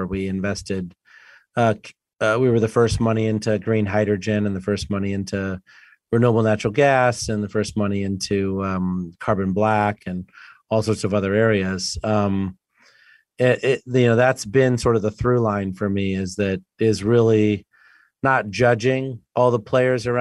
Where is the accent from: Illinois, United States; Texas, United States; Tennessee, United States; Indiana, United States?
Illinois, United States; Sterling; I grew up in rural Illinois, Sterling, Illinois, about 2 hours west of Chicago.